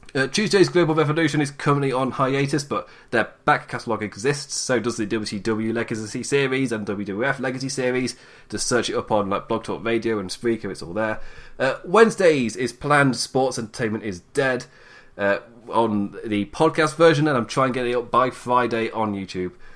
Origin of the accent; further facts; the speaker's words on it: United Kingdom; as a British man